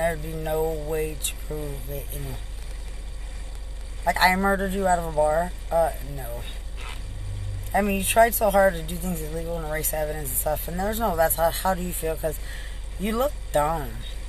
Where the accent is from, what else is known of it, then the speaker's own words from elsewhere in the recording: Lubbock, Texas, United States; I'm from Lubbock.